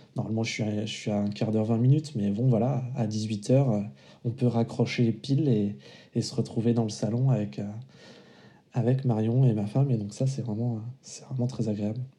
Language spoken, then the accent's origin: French; Vendée, Pays de la Loire, France; moved away as an adult; also born or lived in Paris; now in La Rochelle, France; je suis originaire de Vendée